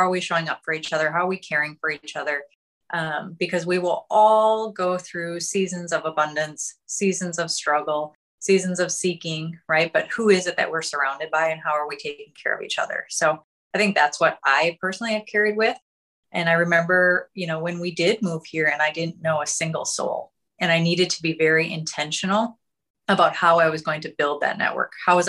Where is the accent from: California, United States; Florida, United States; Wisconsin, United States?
Wisconsin, United States; Marshfield; moved away as an adult; also born or lived in Minneapolis; So actually my husband and I both grew up in small town, Wisconsin. We grew up in Marshfield, Wisconsin, where we went to high school together. Marshfield is, you know, 19, 20,000 in population, but very close knit and very centered around, the medical facilities there.